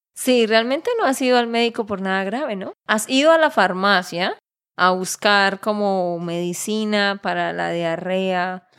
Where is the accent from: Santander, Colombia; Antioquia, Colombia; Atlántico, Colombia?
Santander, Colombia; de Santander, Colombia